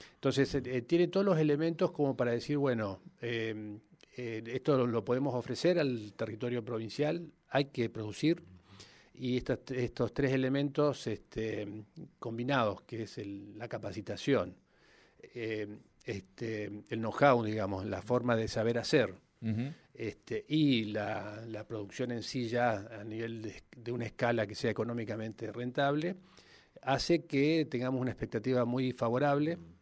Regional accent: Neuquén, Argentina; compartimos más o menos la misma edad, este, somos Neuquinos

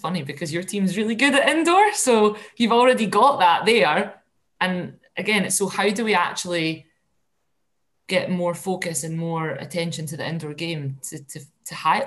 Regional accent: Scotland, United Kingdom; as a Scot

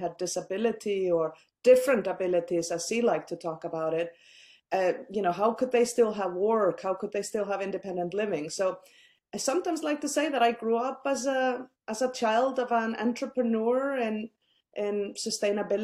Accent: Iceland; I grew up in a country that currently leads the world when it comes to gender equality

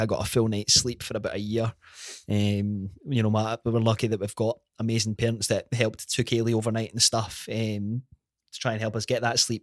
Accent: Glenrothes, Scotland, United Kingdom; grew up in, in Glenrothes, born and bred

